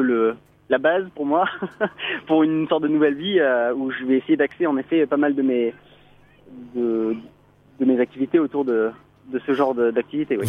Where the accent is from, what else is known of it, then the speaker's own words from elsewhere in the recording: Auvergne-Rhône-Alpes, France; on rentre chez nous en Rhône-Alpes